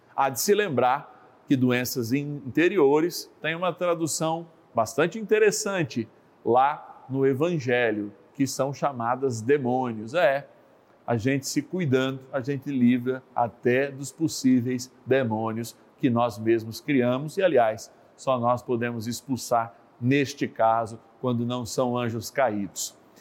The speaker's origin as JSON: {"language": "Portuguese", "town": "Lucélia", "region": "São Paulo", "country": "Brazil", "said": "sou da cidade de Lucélia, do estado de São Paulo"}